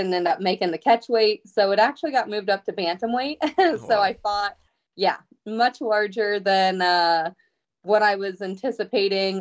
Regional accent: Ohio, United States; my hometown

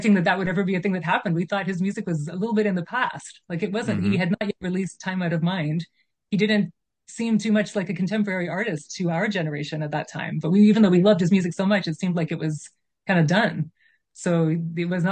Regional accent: Calgary, Alberta, Canada; moved away as an adult; also born or lived in Toronto / Germany; I am from Calgary. That's where I grew up. So I moved back to my hometown of Calgary

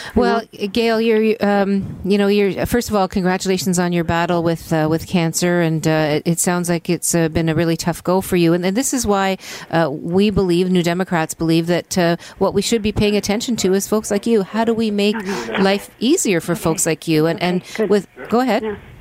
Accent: Hamilton, Ontario, Canada; I'm from Hamilton

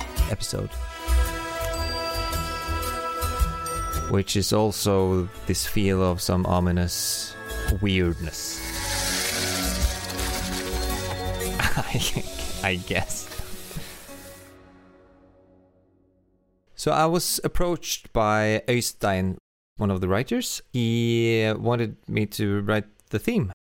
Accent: Oslo, Norway; I'm a composer from Oslo, Norway.

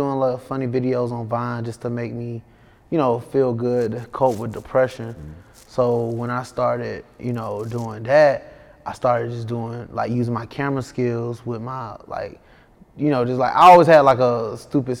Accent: Atlanta, Georgia, United States; I'm from the west side of Atlanta

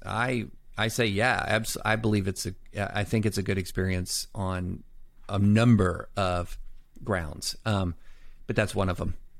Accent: Kentucky, United States; also born or lived in Alabama / Tennessee / Nashville; I was born in Alabama, raised in Tennessee and mainly Kentucky

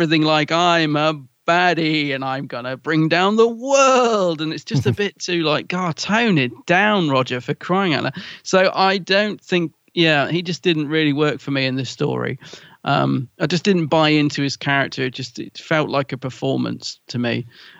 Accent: London, United Kingdom; accent: Cockney; I'm a Cockney.

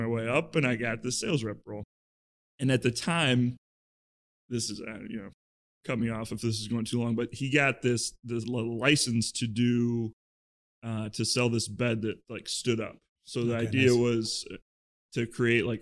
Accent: Iowa, United States; moved away as an adult; now in Chicago, United States; I grew up in Iowa

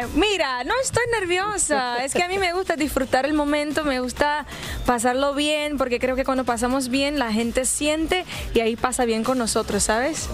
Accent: Brazil; yo soy de Brasil.

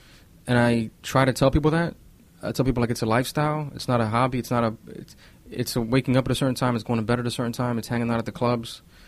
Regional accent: New York, United States; born there; but I was born in New York, and I did it for 8 years here.

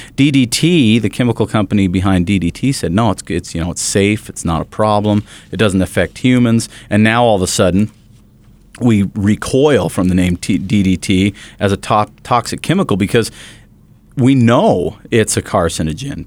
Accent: Bountiful, Utah, United States; the local newspaper that I grew up with there in Bountiful

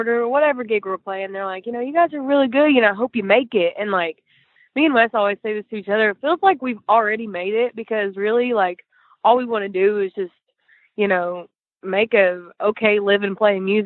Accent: East Tennessee, United States; now in Nashville, United States; We're from East Tennessee

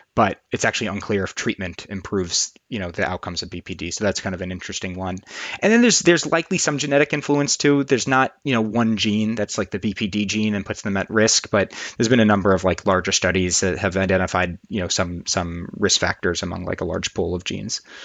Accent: New York, United States; moved away as an adult; now in Boston, United States; despite being in Boston and doing all my training in Boston, I grew up in New York

